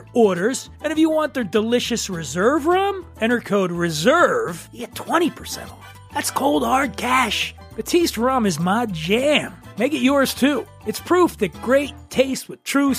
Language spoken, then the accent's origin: English; Philadelphia, Pennsylvania, United States; now in Venice Beach, United States; I'm from Philadelphia